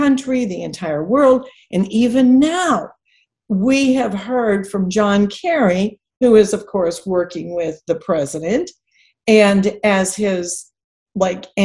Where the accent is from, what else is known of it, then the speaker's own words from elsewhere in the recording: Texas, United States; especially being a Texan